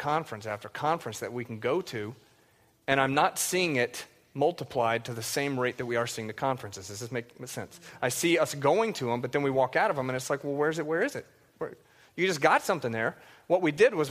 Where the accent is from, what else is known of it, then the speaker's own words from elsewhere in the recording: the South, United States; I grew up in the South, and it was filled with these gospel quartets